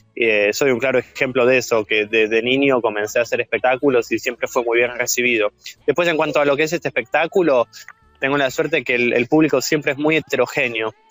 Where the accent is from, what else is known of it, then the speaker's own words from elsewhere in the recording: Coronel Pringles, Buenos Aires Province, Argentina; moved away as an adult; also born or lived in France / Switzerland; cuando tenía 15 años allá en, en, en mi pueblo, en Coronel Pringles